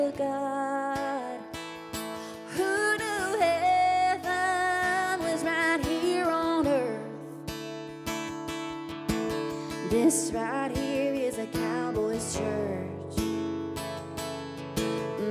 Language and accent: English; Las Vegas, Nevada, United States; I grew up in Vegas, so I'm kind of a desert rat